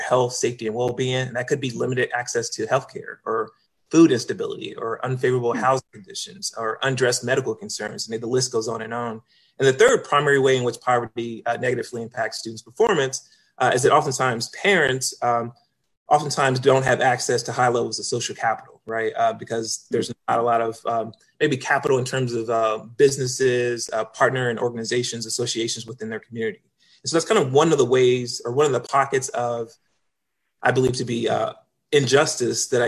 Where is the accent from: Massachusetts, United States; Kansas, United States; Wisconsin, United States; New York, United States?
Kansas, United States; Kansas City; moved away as an adult; also born or lived in Minnesota; now in Virginia, United States; born and raised in Kansas City, Kansas. That's home for me. I was there for the first 18 years of my life until I went off to college.